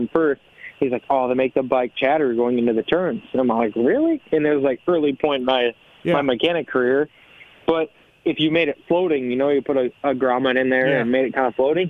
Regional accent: Minnesota, United States; moved away as an adult; also born or lived in Florida; my hometown is probably a similar situation in Minnesota. Like, there's 3,000 people there.

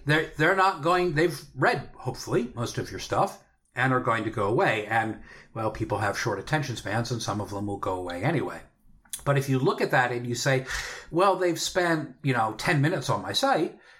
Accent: Pennsylvania, United States; my home state and home area of Pennsylvania

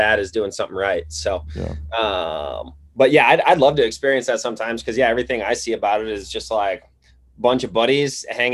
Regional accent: Wisconsin, United States; moved away as an adult; also born or lived in Iowa; now in Missoula, United States; So I'm in Missoula, Montana. I grew up in Wisconsin, chasing whitetails and waterfowl was really my thing growing up.

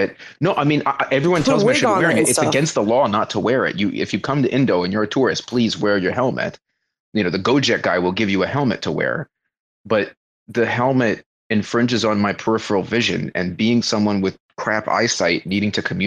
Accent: Florida, United States; moved away as an adult; now in Indonesia; I come from Florida man, flat boy land.

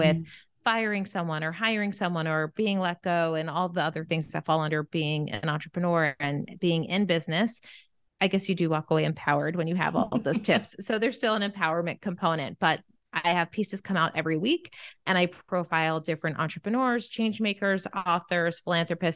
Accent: Bethlehem, Pennsylvania, United States; moved away as an adult; now in Los Angeles, United States; I grew up in Bethlehem, Pennsylvania

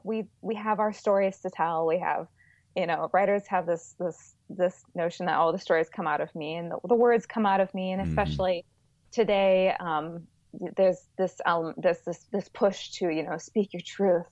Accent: Chicago, Illinois, United States; now in Alabama, United States; Yes, we are from the Midwest. My husband grew up in Minnesota all his entire life, and I just moved all over the Midwest. I was from Chicago mainly.

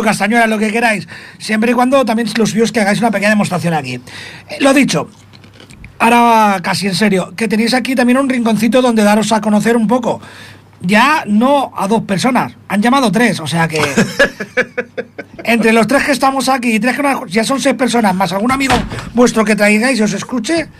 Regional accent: Spain; somos españoles todavía

